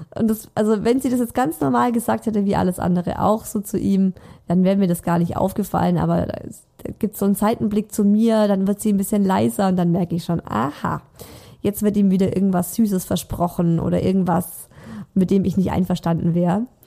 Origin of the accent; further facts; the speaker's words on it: Swabia, Baden-Württemberg, Germany; accent: Swabian; now in Munich, Germany; ich spreche Schwäbisch mit ihm, nicht krasses Schwäbisch, aber es gibt schon viele Wörter, die ich einfach anders ausspreche